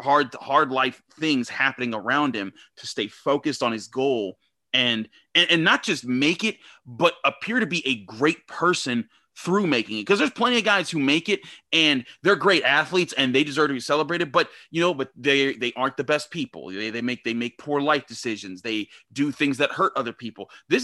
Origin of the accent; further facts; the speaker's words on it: Pittsburgh, Pennsylvania, United States; I grew up in Homewood. So like I saw it here in Pittsburgh